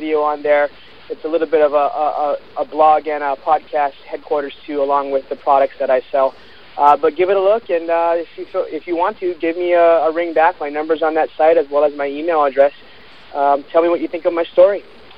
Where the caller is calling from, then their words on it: Honolulu, Hawaii, United States; I'm calling from Honolulu, Hawaii.